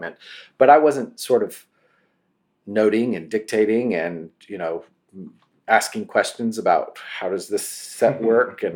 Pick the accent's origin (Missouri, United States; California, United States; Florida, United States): California, United States; between Sacramento and Tahoe; also born or lived in Los Angeles; I grew up in California with some horses uh, in between Sacramento and Tahoe, a tiny little community